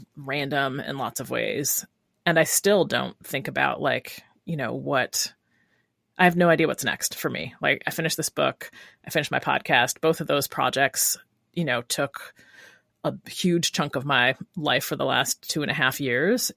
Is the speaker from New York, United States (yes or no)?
yes; Rochester, New York, United States; moved away as an adult; also born or lived in Brooklyn, New York; now in Oakland, United States; Originally from Rochester, New York, and then I lived in Brooklyn for seven years before I came to Oakland.